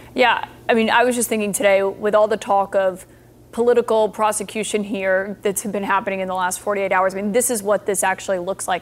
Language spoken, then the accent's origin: English; Alabama, United States; moved away